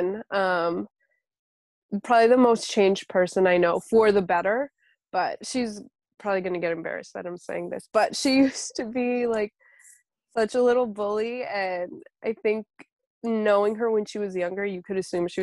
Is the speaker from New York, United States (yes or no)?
yes; Peekskill, New York, United States; I grew up with her in the same town in Peekskill